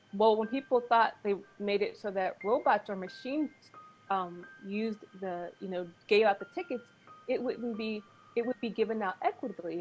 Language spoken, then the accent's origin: English; Los Angeles, California, United States; also born or lived in England; I grew up in Hollywood. I was raised in England, but I grew up in, in Hollywood.